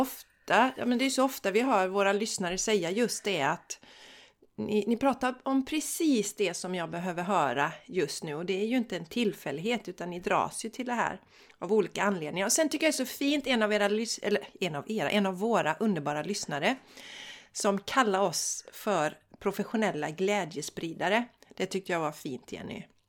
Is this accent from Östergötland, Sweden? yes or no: no; Borås, Västra Götaland, Sweden; also born or lived in Landvetter; jag är ju från Borås också